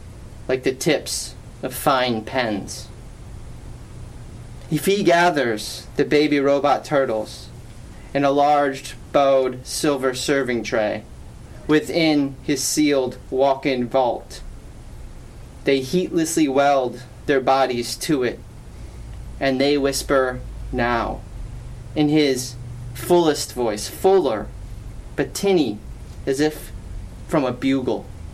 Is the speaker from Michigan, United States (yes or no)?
yes; Detroit, Michigan, United States; born there; also born or lived in New Orleans; So I was born in Detroit, I lived in New Orleans, and then I ended up in Toronto for school.